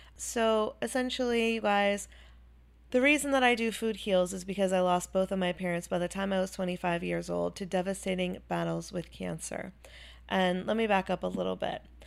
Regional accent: Chapel Hill, North Carolina, United States; also born or lived in Wilmington, North Carolina; I grew up in Chapel Hill, North Carolina.

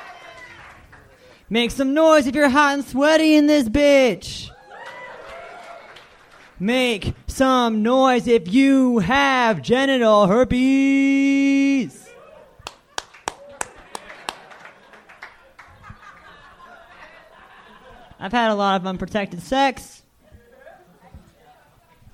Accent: Pomona, California, United States; I'm from Pomona, so it's part of L.A. County. Pomona! I grew up there my whole life

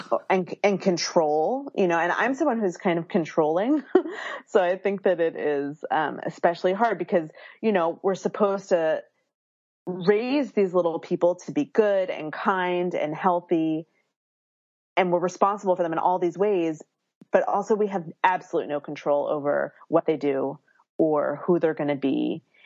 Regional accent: Philadelphia, Pennsylvania, United States; now in Berkeley, United States; I live in Berkeley, California, um, but I was born and raised in Philadelphia, so I have that East Coastness that I bring with me here

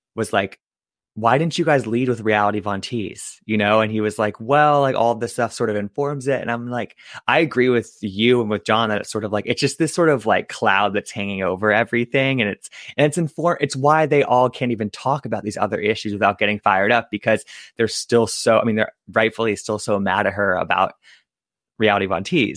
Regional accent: East Coast, United States; also born or lived in Michigan; I'm from the East Coast

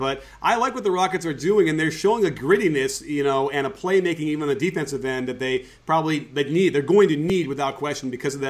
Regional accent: Chicago, Illinois, United States; I went to all the games growing up in Chicago.

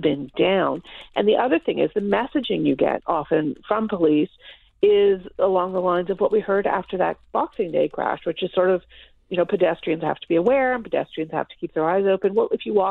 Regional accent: Toronto, Ontario, Canada; I was born and raised in Toronto. I grew up here.

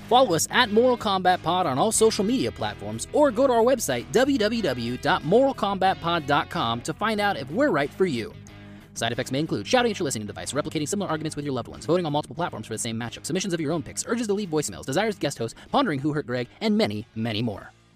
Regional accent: San Diego, California, United States; My hometown did not support the Chargers

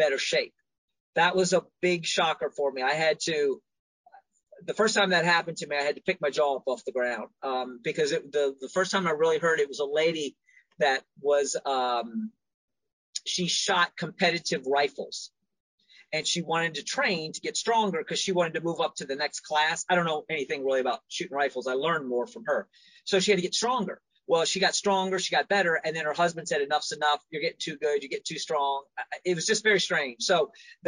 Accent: Washington, District of Columbia, United States; also born or lived in Eastern Shore, Maryland; now in Maryland, United States; I'm from Washington, D.C.

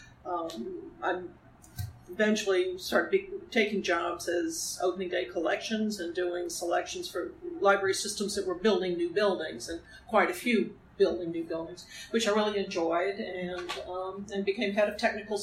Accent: New Orleans, Louisiana, United States; I grew up in New Orleans, Louisiana

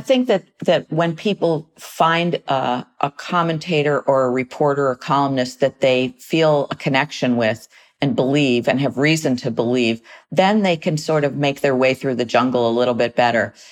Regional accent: United States; as American citizens

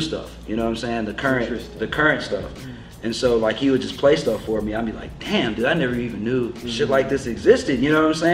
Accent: North Carolina, United States; moved away; I'm from North Carolina originally.

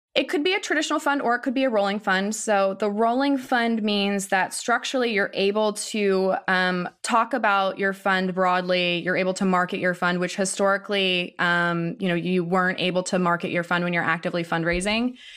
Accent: Ohio, United States; I grew up in Ohio

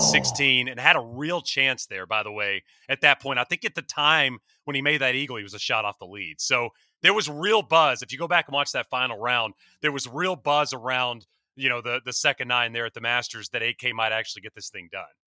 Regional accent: East Texas, United States; I grew up in East Texas

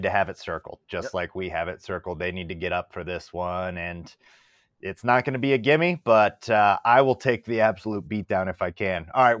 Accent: Michigan, United States; born there; they won against us for the first time since I was born in Michigan

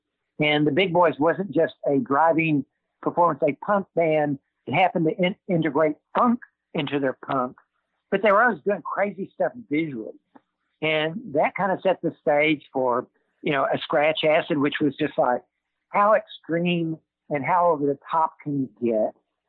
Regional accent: Dallas-Fort Worth, Texas, United States; now in Austin, United States; who I knew growing up in Dallas-Fort Worth.

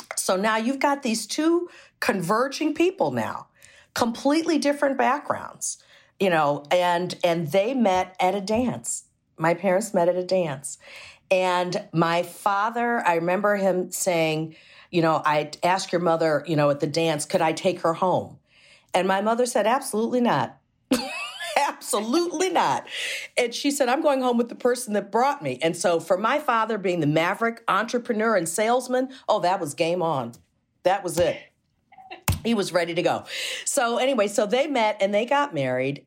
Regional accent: Chicago, Illinois, United States; born and raised in Chicago

